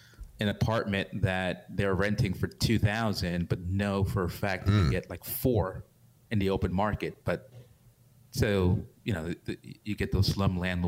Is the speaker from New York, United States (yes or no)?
yes; New York, United States; I'm from New York